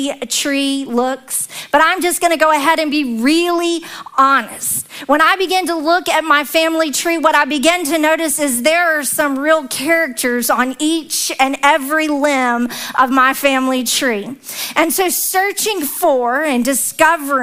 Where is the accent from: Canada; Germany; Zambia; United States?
United States; the South; accent: very southern; my very southern accent